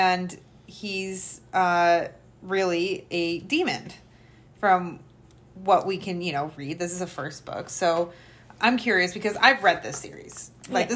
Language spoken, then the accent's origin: English; Akron, Ohio, United States